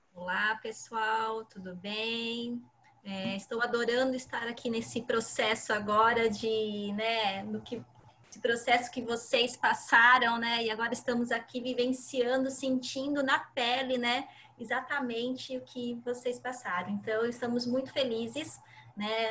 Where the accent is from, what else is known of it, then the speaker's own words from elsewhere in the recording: Santa Catarina, Brazil; moved away as an adult; now in Santos, Brazil; sou de Santa Catarina então, sempre atuei lá. Estou morando aqui em Santos há cinco anos